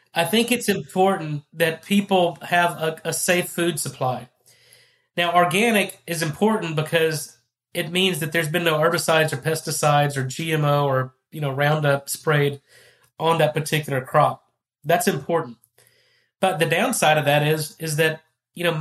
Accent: Texas, United States; I'm from Texas. I'm a beef producer

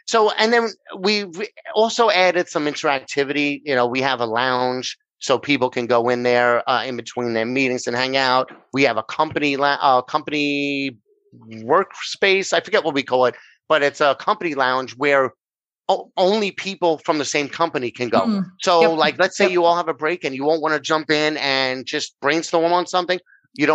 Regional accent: New York, United States; accent: New York; I'm over here in New York, which if they haven't figured out by my accent, that's where I'm from

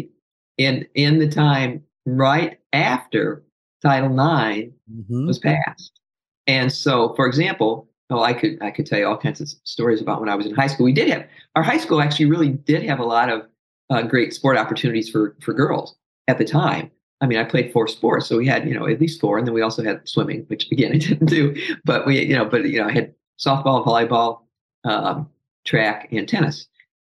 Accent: South Bend, Indiana, United States; moved away; also born or lived in Louisville, Kentucky; I'm from South Bend, right next to Notre Dame

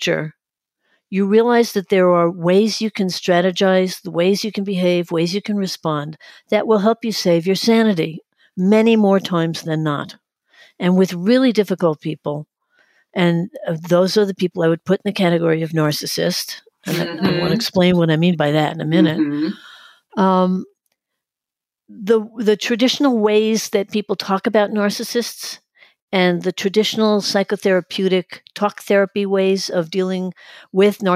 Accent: New York City, New York, United States; now in Florida, United States; I'm originally from Brooklyn, New York, and I identify as a New Yorker, although I am living in Florida

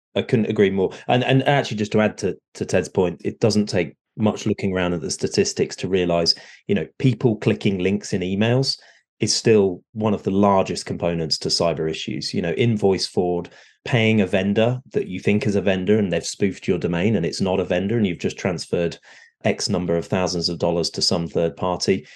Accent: United Kingdom; moved away as an adult; now in Southern California, United States; I am a Brit that has recently moved over to the shores of the US. So I'm here in Southern California.

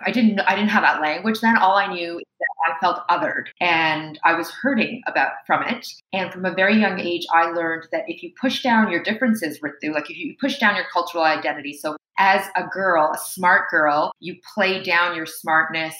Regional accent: Toronto, Ontario, Canada; accent: Canadian; me and my siblings were born in Toronto, Canada. It's where I've primarily lived

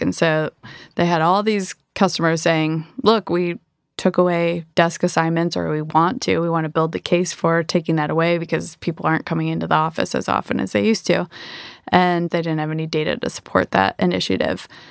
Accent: Michigan, United States; moved away; I am from Michigan originally.

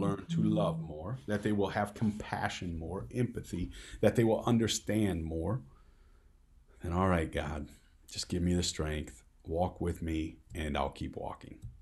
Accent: Midwest, United States; I'm from the Midwest

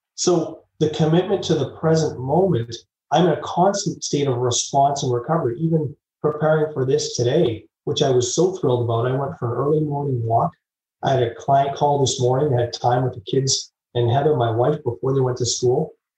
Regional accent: Vancouver, British Columbia, Canada; moved away; also born or lived in Calgary, Alberta; I grew up in Vancouver and then moved to Calgary by the Rocky Mountains

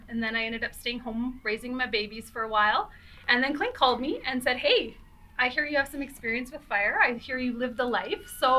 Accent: Vilna, Alberta, Canada; I grew up in Vilna.

